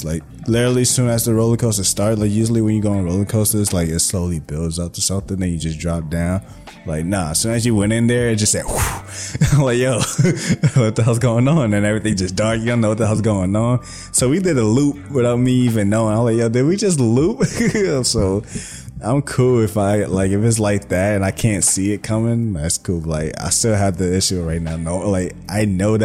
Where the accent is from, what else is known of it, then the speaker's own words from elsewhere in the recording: New York, United States; moved away; also born or lived in New Jersey; I was born in New York. I was raised in New York. And then we eventually moved to New Jersey. And, like, years wise, it's literally half and half